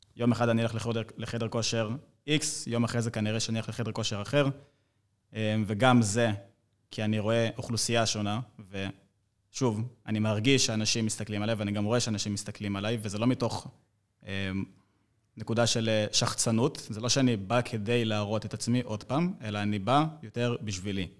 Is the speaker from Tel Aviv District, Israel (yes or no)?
no; Rishon LeZion, Central District, Israel; אני בן 24, אני מראשון לציון